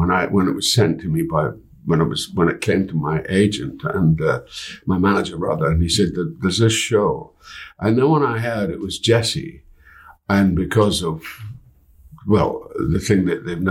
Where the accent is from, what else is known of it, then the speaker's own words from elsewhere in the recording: United Kingdom; I'm a Brit